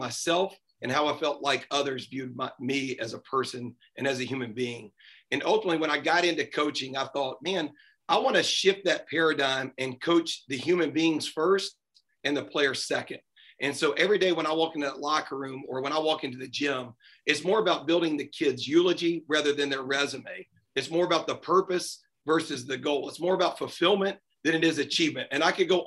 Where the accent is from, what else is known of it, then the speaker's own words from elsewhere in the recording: Nashville, Tennessee, United States; I grew up here in Nashville and I still reside in Nashville